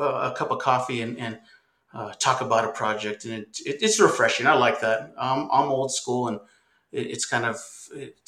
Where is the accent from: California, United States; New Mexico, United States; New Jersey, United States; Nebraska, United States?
New Mexico, United States; Albuquerque; I'm actually a native New Mexican. I was born and raised in Albuquerque, New Mexico.